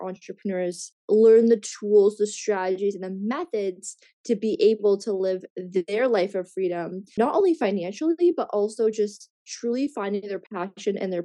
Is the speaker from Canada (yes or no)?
yes; Canada; also born or lived in Australia / Bali; in my home country, in Canada